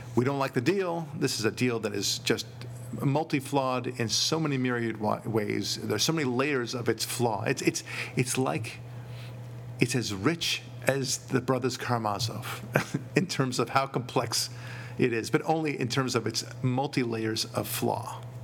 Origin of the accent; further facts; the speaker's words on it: United States; as an American